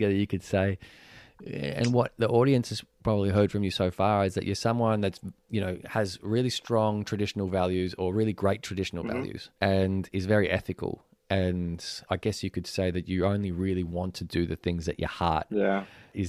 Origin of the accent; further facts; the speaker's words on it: Venezuela; moved away; Venezuela, which is my home country